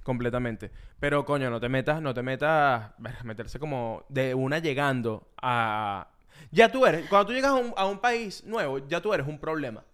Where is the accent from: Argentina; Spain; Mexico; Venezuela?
Venezuela; Ocumare del Tuy, Miranda; moved away as an adult; also born or lived in Caracas / Bogotá, Colombia; now in Miami, United States; yo soy de Okumare del Tuy